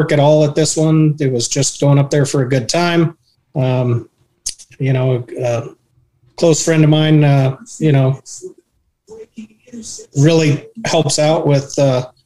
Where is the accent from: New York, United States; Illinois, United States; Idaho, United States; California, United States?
Idaho, United States; now in Tucson, United States; I grew up in Idaho and grew up around country music